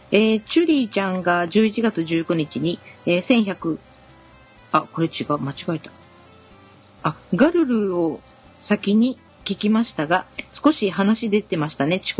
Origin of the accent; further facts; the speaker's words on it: Tottori, Japan; moved away; うち鳥取は昔からお正月ぜんざいなんで。